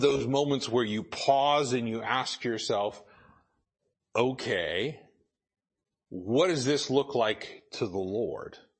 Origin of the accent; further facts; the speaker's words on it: Idaho, United States; I grew up in Idaho